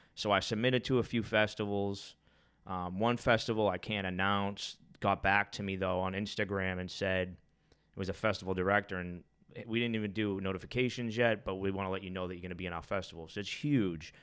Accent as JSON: {"language": "English", "town": "Boston", "region": "Massachusetts", "country": "United States", "tie": "born or raised there", "said": "I grew up in Charlestown and it was like chaos in my life. I grew up on the projects"}